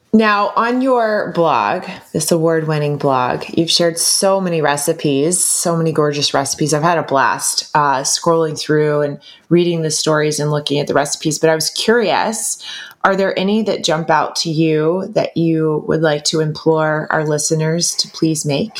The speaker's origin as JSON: {"language": "English", "region": "the South", "country": "United States", "tie": "born or raised there", "said": "growing up in the South in America"}